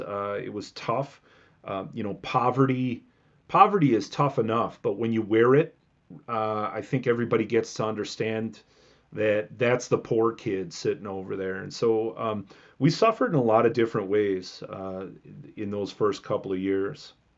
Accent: Milwaukee suburbs, Southeast Wisconsin, United States; now in Madison, United States; I grew up in Southeast Wisconsin, um, south side of Milwaukee, not Milwaukee proper, but like in the sort of blue collar Milwaukee suburbs. So, uh, South Milwaukee, Cudahy, um, Oak Creek

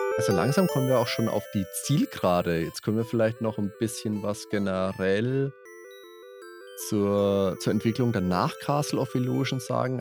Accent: Würzburg, Bavaria, Germany; bei uns in Würzburg

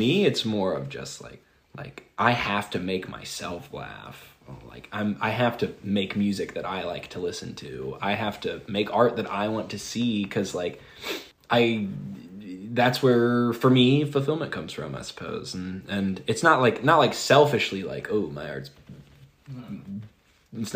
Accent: Atlanta, Georgia, United States; also born or lived in Sparta, Tennessee; born and raised in Atlanta. And that's like the majority of adolescence.

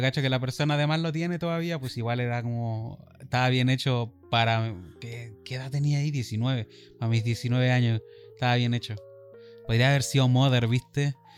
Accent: Iquique, Tarapacá, Chile; somos de Iquique. Chile, norte de Chile

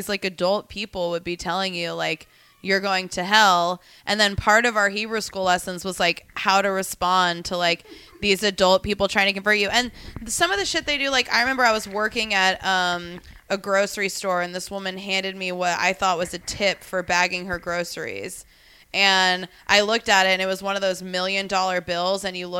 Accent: Tulsa, Oklahoma, United States; I grew up Jewish in Tulsa, Oklahoma

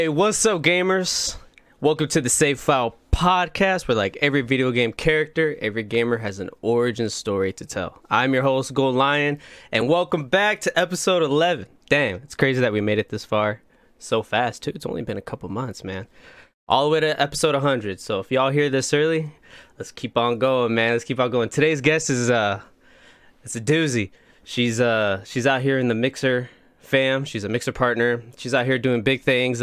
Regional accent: Plymouth, Indiana, United States; now in Austin, United States

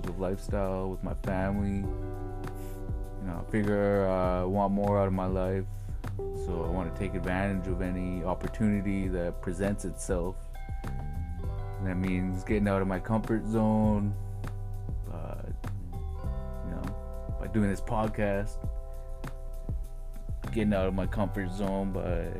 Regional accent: Nass Valley, British Columbia, Canada; growing up in the Nass Valley

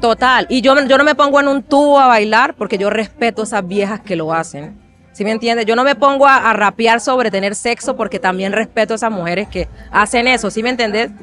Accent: Chocó, Colombia; soy colombiana, soy afro y reconozco mi descendencia africana en mi historia, nos criaron así en el Chocó

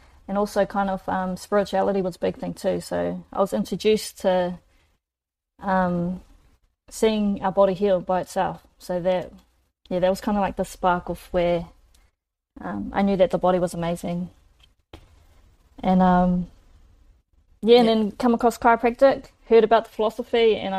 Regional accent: Rotorua, Bay of Plenty, New Zealand; I live in Rotorua. I was born and bred here.

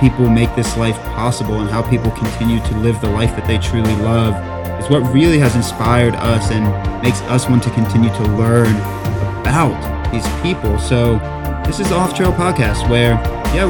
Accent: South Carolina, United States; I'm a South Carolina boy as well

